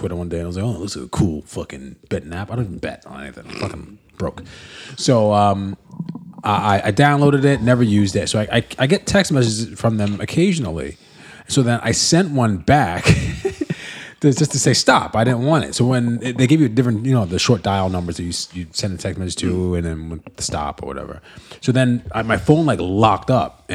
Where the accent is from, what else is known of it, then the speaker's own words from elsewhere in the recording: United States; now in Perth, Australia; I'm American